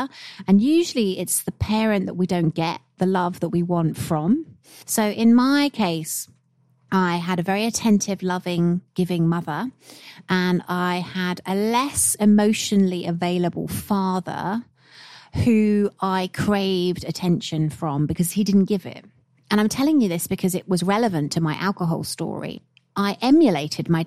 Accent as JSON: {"language": "English", "country": "United Kingdom", "said": "being British by nature"}